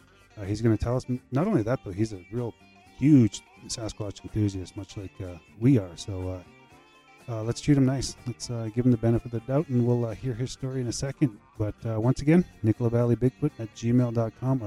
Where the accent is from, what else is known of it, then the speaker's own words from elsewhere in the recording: Saskatchewan, Canada; my hometown where I'm from in Saskatchewan